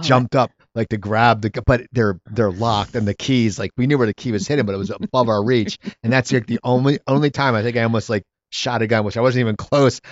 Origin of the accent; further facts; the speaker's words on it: near Philadelphia, Pennsylvania, United States; now in Los Angeles, United States; I grew up near Philadelphia